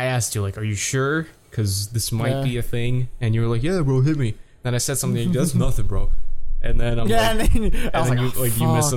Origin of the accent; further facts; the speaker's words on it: New York, United States; I'm from New York too